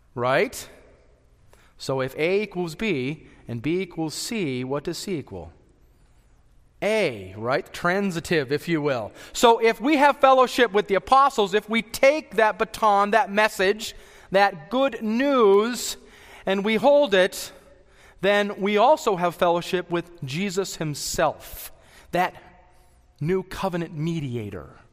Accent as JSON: {"language": "English", "area": "the Rockies", "region": "Colorado", "country": "United States", "tie": "born or raised there", "said": "I was born and raised in the Rockies"}